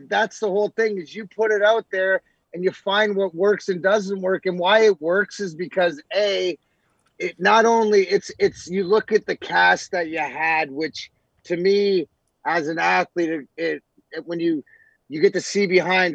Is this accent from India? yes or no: no; Canada; I'm Canadian